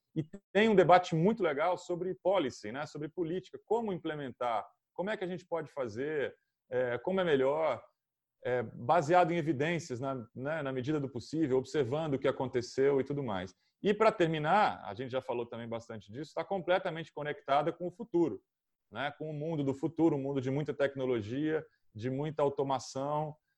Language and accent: Portuguese; Brazil; eu sou de São Paulo